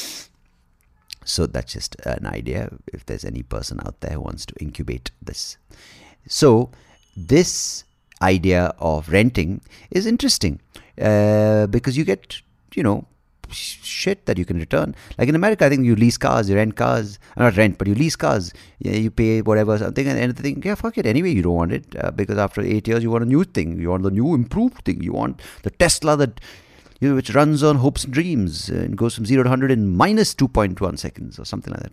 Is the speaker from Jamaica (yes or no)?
no; Bangalore, Karnataka, India; I was born in the eighties and, uh, growing up in India